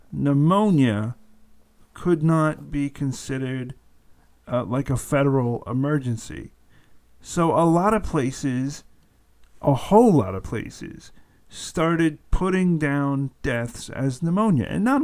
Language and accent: English; Atlanta, Georgia, United States; currently headquartered in Atlanta, my hometown